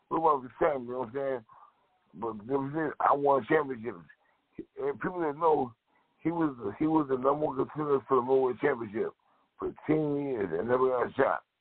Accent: Grand Rapids, Michigan, United States; also born or lived in Ann Arbor, Michigan; But originally, I'm, I was born and raised in Grand Rapids, Michigan.

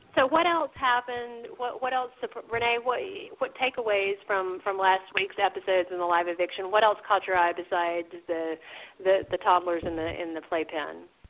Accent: the South, United States; I'm a Southerner, so I grew up with this.

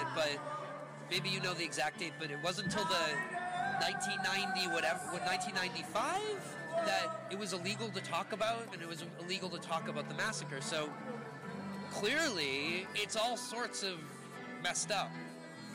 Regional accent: California, United States; I'm from California

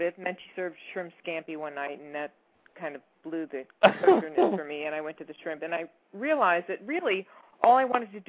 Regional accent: Miami, Florida, United States; moved away as an adult; also born or lived in Boston / Los Angeles; now in New York City, United States; I was born in Miami, Florida

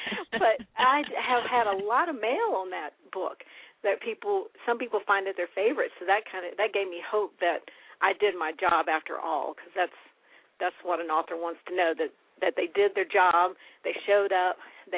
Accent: West Virginia, United States; born there; I was born in West Virginia

